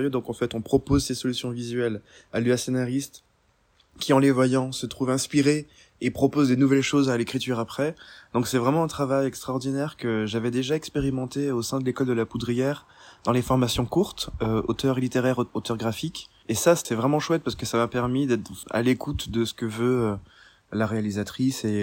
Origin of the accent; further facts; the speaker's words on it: Guadeloupe; also born or lived in Normandy, France; parce que moi je suis guadeloupéen mais je suis aussi normand et j'ai grandi pas mal d'été sur les falaises normandes